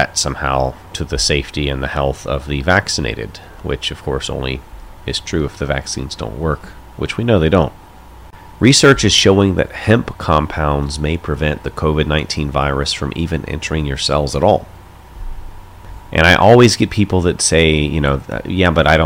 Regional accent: North Carolina, United States; I'm from North Carolina myself

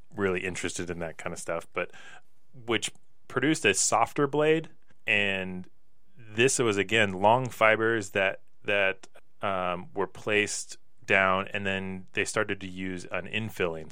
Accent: Pullman, Washington, United States; growing up in Pullman with Washington State University right there

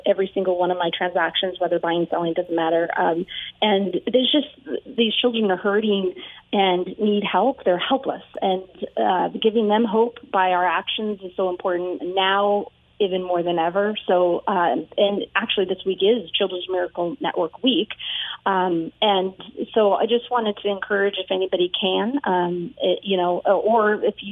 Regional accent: California, United States; I grew up in California.

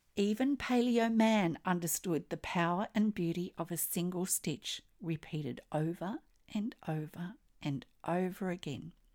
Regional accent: Australia; I'm an Australian textile artist

